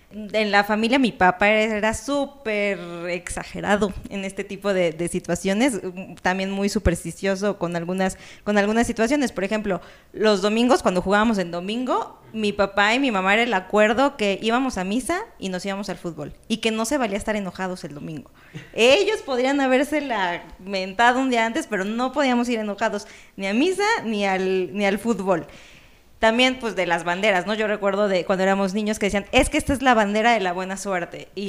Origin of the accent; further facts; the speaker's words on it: Puebla, Mexico; Yo decía, bueno, Puebla desde la cuna, no, no, no tengo memoria de cuándo fue mi primer partido, porque estaba muy chiquita